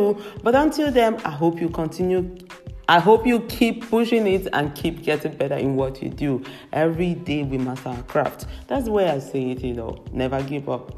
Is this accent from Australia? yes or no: no; Nigeria; now in Europe; I live in Europe, and it makes sense, of course, to unite it with where I come from, my roots in Africa, in Nigeria. I'm a Nigerian